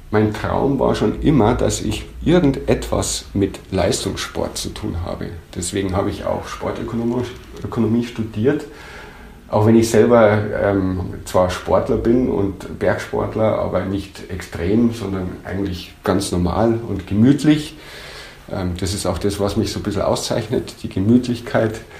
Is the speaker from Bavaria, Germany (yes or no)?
yes; Bad Wiessee, Bavaria, Germany; Ähm, ich bin am Tegernsee aufgewachsen, in Bad Wiessee. Ich bin dann äh, auf das Gymnasium Tegernsee zur Schule gegangen